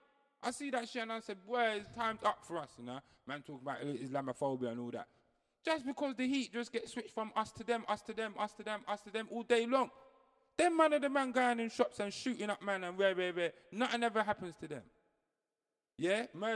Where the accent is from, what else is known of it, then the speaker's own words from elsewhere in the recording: Jamaica; now in England, United Kingdom; No, I'm from Jamaica. That's what I say. Anybody that keeps I just say I live in England.